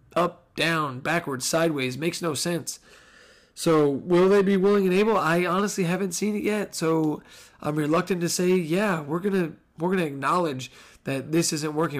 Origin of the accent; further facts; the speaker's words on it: New Jersey, United States; we grew up in Jersey